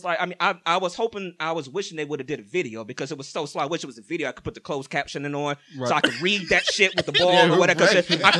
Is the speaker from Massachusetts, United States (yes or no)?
no; Ohio, United States; we're from Ohio